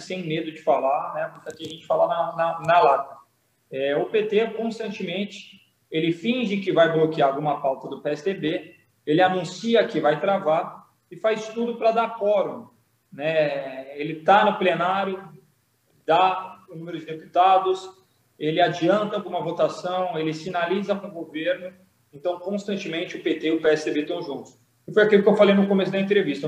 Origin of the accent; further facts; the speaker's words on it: Santos, São Paulo, Brazil; E eu sou de Santos